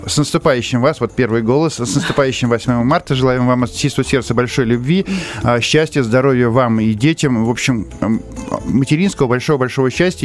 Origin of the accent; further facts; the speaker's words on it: Krasnodar Krai, Russia; из Краснодарского края как раз, ну, у нас наши корни